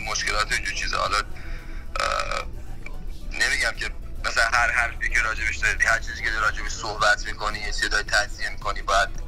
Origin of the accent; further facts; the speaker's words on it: Iran; من راجع به ایران نمیدونم من تو همون مملکت بزرگ شدم و تو همون سنایی که شما بودیم منم تو همون کشور بودم